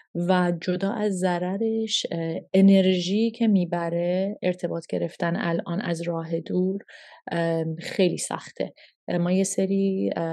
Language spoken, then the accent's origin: Persian; Canada; moved away as an adult; also born or lived in Toronto / Montreal / Calgary / Vancouver; now in Iran; من هشت سالم که بود هشت نه سالم که بودش ما از ایران مهاجرت کردیم پدر من شرکت نفت کار میکردم و به عنوان اسکیلد ورکر ما ویزا گرفتیم و رفتیم کانادا